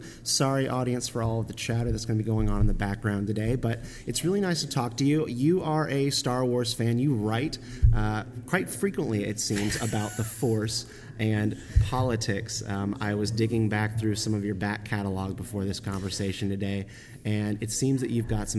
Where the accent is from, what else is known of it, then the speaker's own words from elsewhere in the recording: Raleigh, North Carolina, United States; moved away as an adult; also born or lived in Washington, DC area; I am actually moving away from the Beltway. I am returning home with my family to Raleigh, North Carolina.